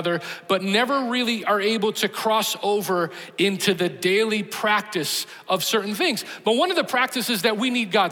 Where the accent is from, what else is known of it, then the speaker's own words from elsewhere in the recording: Chicago, Illinois, United States; moved away; I grew up in Chicago